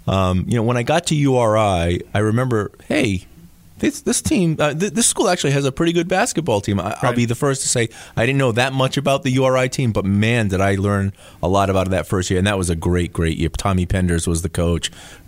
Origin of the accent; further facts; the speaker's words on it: Fall River, Massachusetts, United States; also born or lived in Kingston, Rhode Island; growing up in Fall River